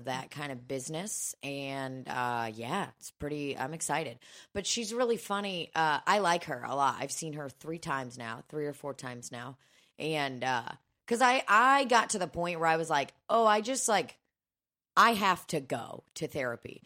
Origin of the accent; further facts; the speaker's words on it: Belarus; now in United States; I was born in Belarus